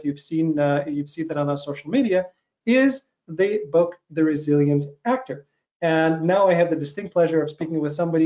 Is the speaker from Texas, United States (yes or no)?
no; Chicago, Illinois, United States; that's where I am right now. That's my hometown.